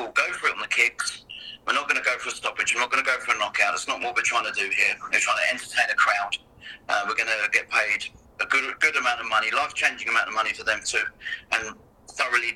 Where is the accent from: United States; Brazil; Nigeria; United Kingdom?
United Kingdom; England; moved away as an adult; now in Canada; I'm English